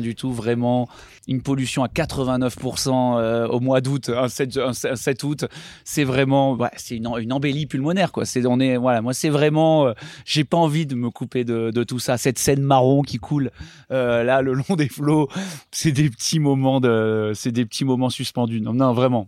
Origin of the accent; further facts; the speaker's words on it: Les Orres, Provence-Alpes-Côte d'Azur, France; now in Paris, France; Les Ors, Vars, Serre Chevalier, Montgenèvre. Voilà, c'est là où j'ai grandi, où j'ai appris à skier